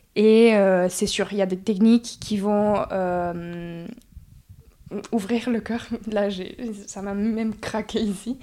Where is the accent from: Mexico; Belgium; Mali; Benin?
Mexico; moved away as an adult; also born or lived in France / Oaxaca / Mexico City; now in Montpellier, France; Mes parents ont parti au Mexique pour le travail, donc j'ai grandi à la ville de Mexico mais aussi à Oaxaca